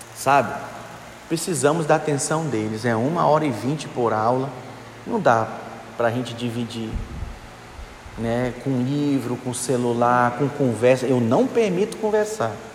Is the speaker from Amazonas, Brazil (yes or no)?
yes; Manaus, Amazonas, Brazil; Eu sou de Manaus, Amazonas. Aí lá eles falam assim: deixa o bichinho